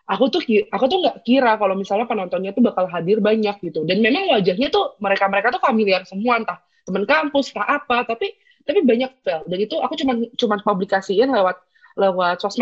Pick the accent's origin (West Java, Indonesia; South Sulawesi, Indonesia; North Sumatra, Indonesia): West Java, Indonesia; Bogor; aku kan bukan dari Jogja ya aku aku dari Bogor